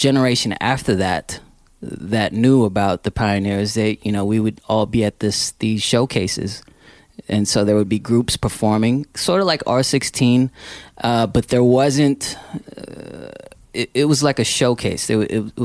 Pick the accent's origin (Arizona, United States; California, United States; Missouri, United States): California, United States; San Francisco; I grew up here in San Francisco